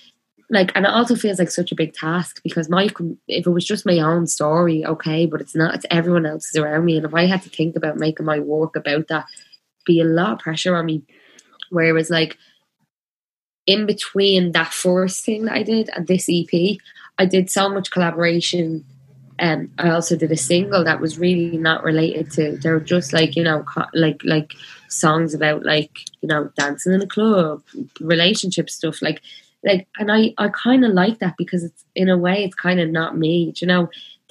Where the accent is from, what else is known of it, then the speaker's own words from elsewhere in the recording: Belfast, Northern Ireland, United Kingdom; growing up in Belfast, like during the Troubles, like it's like, you know, that feeling of like being a 6-year-old and having such a weight of the world on your shoulders